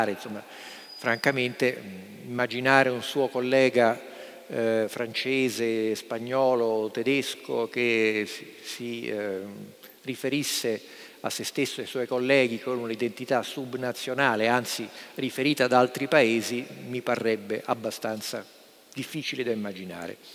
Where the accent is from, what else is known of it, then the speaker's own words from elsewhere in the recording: Trieste, Friuli-Venezia Giulia, Italy; Io vengo da Trieste e Trieste credo che sia un caso esemplare